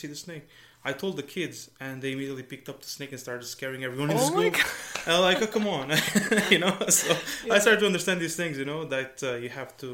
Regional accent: Algarve, Portugal; moved away as an adult; also born or lived in Brazil; now in Ireland; I was born in Brazil. My parents are Portuguese, and I moved to Portugal when I was 3.

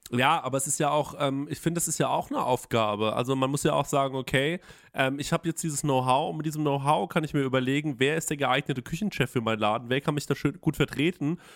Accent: Germany; bei uns in Deutschland

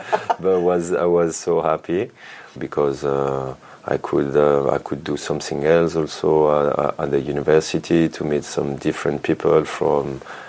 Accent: Grenoble, Auvergne-Rhône-Alpes, France; English is a second language; moved away as an adult; also born or lived in Chambéry; now in Italy; I come from the mountains. I was born in Chambéry. And I grew up in Grenoble, so like basically 30 minutes from the skiing station.

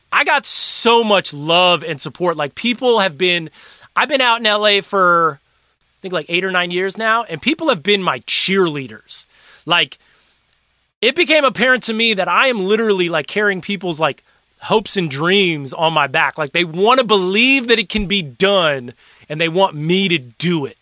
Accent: Milwaukee, Wisconsin, United States; moved away; I was from Milwaukee

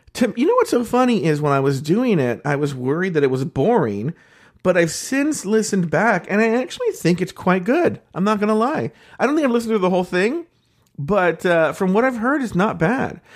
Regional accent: United States; I'm an American

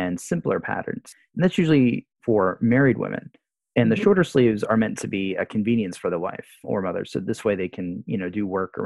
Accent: Jacksonville, Florida, United States; moved away as an adult; now in Japan; I grew up in Jacksonville, Florida, myself

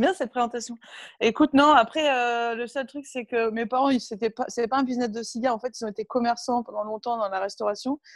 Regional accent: Berck-sur-Mer, Hauts-de-France, France; moved away; also born or lived in Cucq; mes parents jouaient un peu au tennis dans le club de la ville où on était dans le nord à l'époque, à Berck-sur-Mer. à côté de Cuxtella Trépied, où je suis juste née en fait, parce qu'il n'y avait pas de, de maternité à Berck, donc du coup, je suis née à Cuc, mais je n'ai jamais vécu là-bas

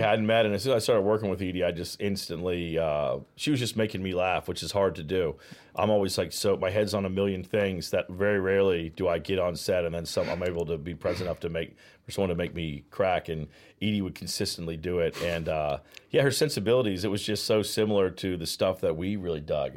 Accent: Virginia, United States; moved away as an adult; also born or lived in Georgia / Los Angeles; now in Charleston, United States; I'm from the South. I grew up in Virginia. I was born in Georgia

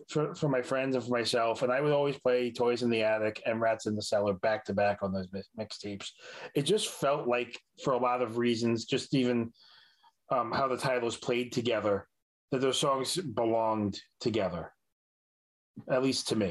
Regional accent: New York, United States; as a New Yorker

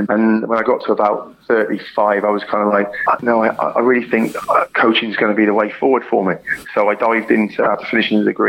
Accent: Swindon, South West England, United Kingdom; moved away as an adult; my hometown team, Swindon

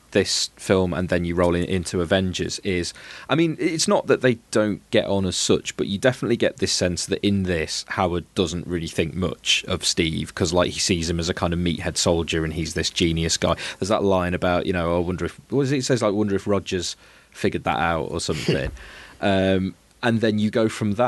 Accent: Liverpool, North West England, United Kingdom; a part of my hometown

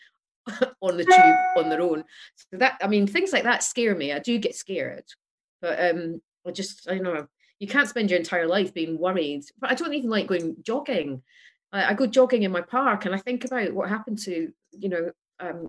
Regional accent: Scotland, United Kingdom; I'm Scottish

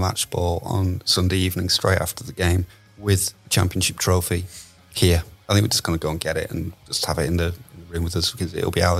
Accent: Yorkshire and the Humber, United Kingdom; when I was growing up outside of Leeds and I used to point the aerial at West Yorkshire and just about be able to get Radio Leeds commentaries.

